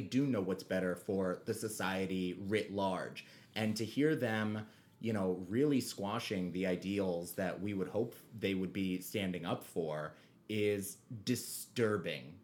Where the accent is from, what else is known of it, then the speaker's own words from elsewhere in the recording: New York City, New York, United States; we grew up on the Upper West Side